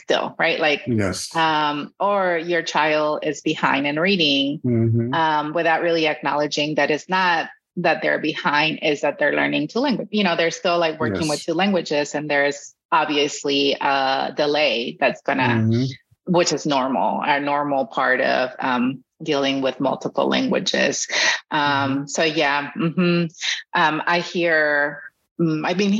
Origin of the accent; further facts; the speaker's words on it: Mexico; first language Spanish; English is a second language; now in Texas, United States; my native language is Spanish, but I've been in the U.S. longer than I was in Mexico